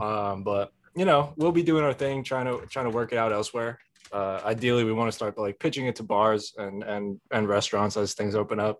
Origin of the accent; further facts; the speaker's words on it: New Jersey, United States; I'm from Jersey